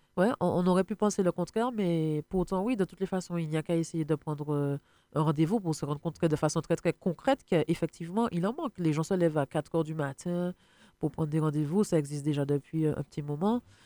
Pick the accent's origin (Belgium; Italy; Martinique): Martinique; nous, euh, en tant que Martiniquais